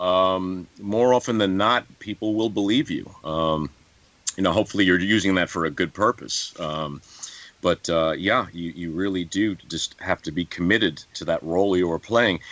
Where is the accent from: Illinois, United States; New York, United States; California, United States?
New York, United States; I'm from New York